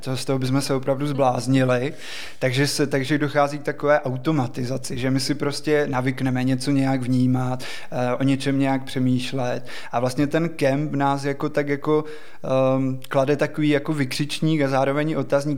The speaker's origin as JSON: {"language": "Czech", "country": "Czechia", "said": "My jsme na něj jako Češi ještě navíc strašně hrdí"}